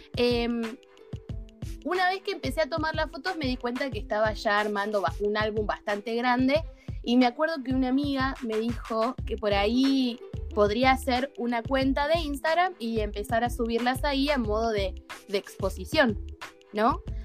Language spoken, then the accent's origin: Spanish; Ushuaia, Tierra del Fuego, Argentina; vivo, nací y me crié en Ushuaia